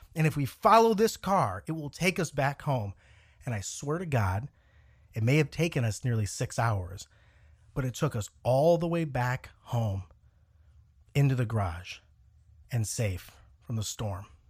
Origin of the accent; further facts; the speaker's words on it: Cleveland, Ohio, United States; growing up in the Cleveland area, Northeast Ohio.